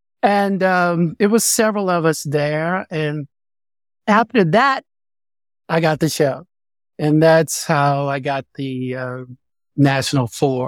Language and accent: English; Fort Worth, Texas, United States; Then I started dancing in a modern company in Dallas, Texas. I'm from Fort Worth, Texas, by the way.